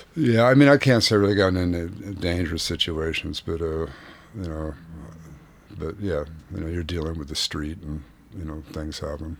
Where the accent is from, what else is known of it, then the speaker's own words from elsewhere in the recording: Santa Barbara, California, United States; moved away as an adult; also born or lived in Boston / New York; I grew up in Santa Barbara, California